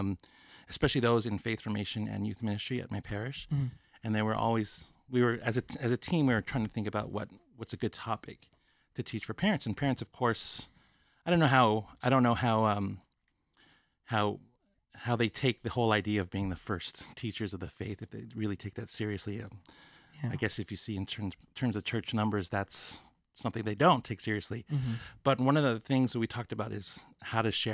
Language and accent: English; Milpitas, California, United States; I'm originally from Milpitas, and grew up there